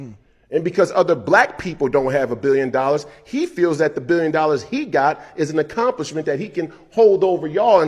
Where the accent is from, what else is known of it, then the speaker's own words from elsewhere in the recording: Minneapolis, Minnesota, United States; I come from Minneapolis